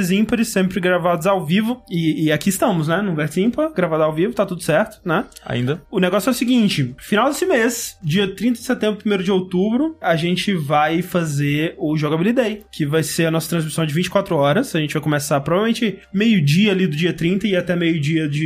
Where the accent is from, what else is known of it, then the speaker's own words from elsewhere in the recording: Bebedouro, São Paulo, Brazil; moved away as an adult; also born or lived in Uberlândia; now in São Paulo, Brazil; eu sou de Bebedouro, interior de São Paulo